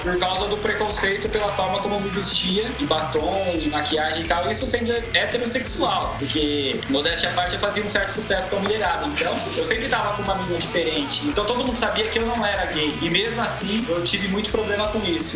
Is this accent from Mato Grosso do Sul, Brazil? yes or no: no; Osasco, São Paulo, Brazil; Eu sou de Osasco